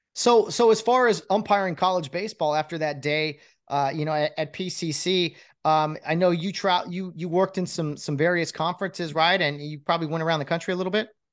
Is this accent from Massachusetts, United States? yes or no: no; San Gabriel Valley, California, United States; I grew up in San Gabriel Valley as well. I now live in Covina